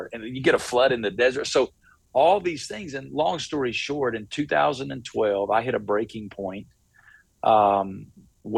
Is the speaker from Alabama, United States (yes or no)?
yes; Alabama, United States; moved away as an adult; also born or lived in Memphis, Tennessee; now in Las Vegas, United States; I'm originally from the Bible Belt. I came from the state of Alabama